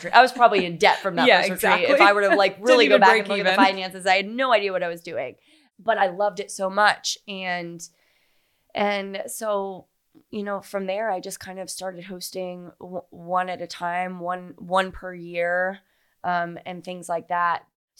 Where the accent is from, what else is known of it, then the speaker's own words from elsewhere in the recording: Fort Myers, Florida, United States; also born or lived in Naples / Miami; now in Charleston, United States; Fort Myers and Naples. {S2} Okay, yeah. {S1} And lived in Miami and Fort Lauderdale. Went to college in Jacksonville Beach. Like, I'm such a Florida girl.